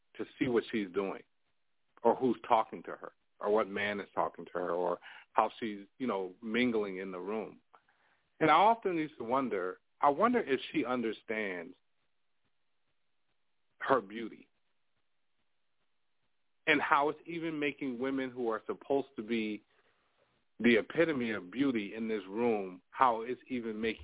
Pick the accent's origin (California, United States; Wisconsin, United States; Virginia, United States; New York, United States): New York, United States; I grew up in New York